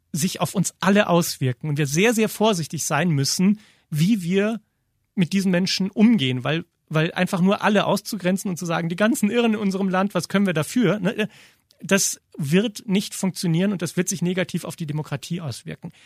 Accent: Germany; bei uns in Deutschland

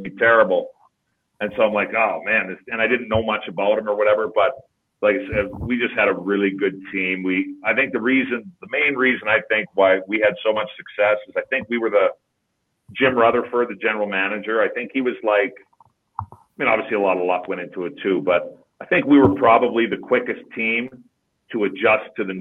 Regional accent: just outside of Edmonton, Alberta, Canada; now in Calgary, Canada; at the high school that I grew up just outside of Edmonton, which is 3 hours north of here

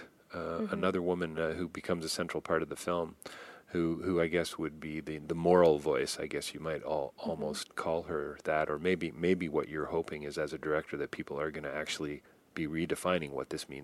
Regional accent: Toronto, Ontario, Canada; I grew up in Toronto

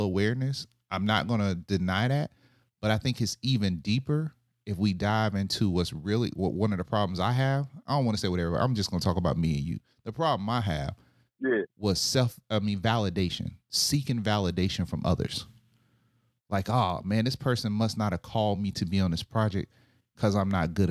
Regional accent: Panama City, Florida, United States; now in Deerfield Beach, United States; growing up in Panama City

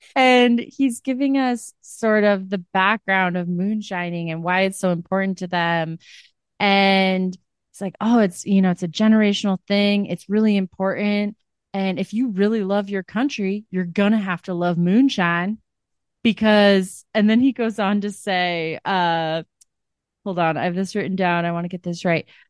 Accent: Iowa, United States; I'm from Iowa. I'm from, like, small town Midwest

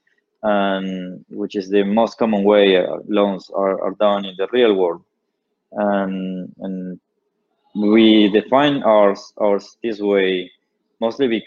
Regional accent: Patagonia, Argentina; I built an ISP in my hometown. I'm from the Patagonia.

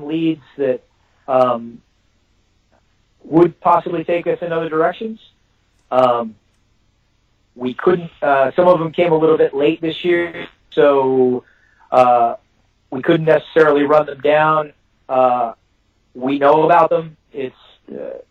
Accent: Texas, United States; I'm a Texan

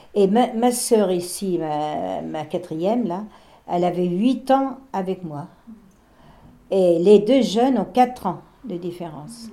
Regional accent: Barbâtre, Pays de la Loire, France; moved away; chez nous à Barbate, les, les, Allemands, ils étaient dans notre classe.

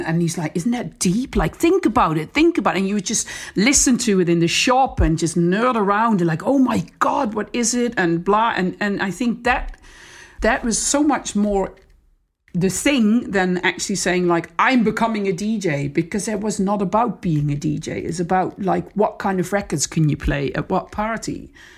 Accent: Netherlands; moved away as an adult; also born or lived in Amsterdam / Australia; I'm from the Netherlands, so it's fair to say that we, I'm, c, I'm coming from a very safe country.

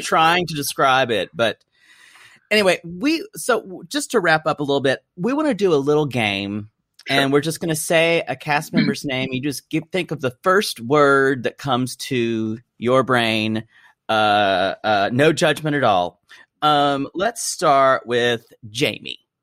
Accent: South Carolina, United States; I'm from South Carolina, so I know Charleston really well

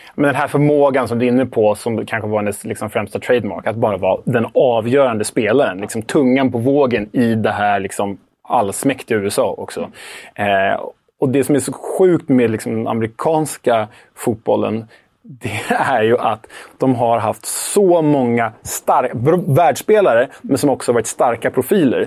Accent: Sweden; som svensk

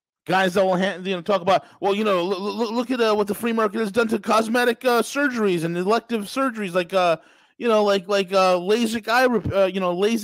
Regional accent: New York, United States; a lawyer from New York, my home state

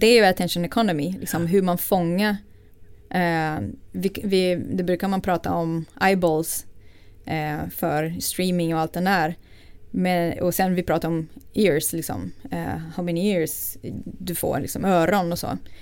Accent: Rio de Janeiro, Brazil; Swedish is a second language; moved away as an adult; now in Sweden; jag är född i Brasilien, eh, från Rio. Eh, och jag är uppvuxen i en medelklassfamilj

